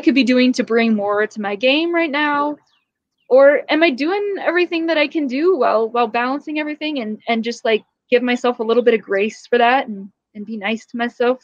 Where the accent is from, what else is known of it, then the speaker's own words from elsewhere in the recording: California, United States; growing up in California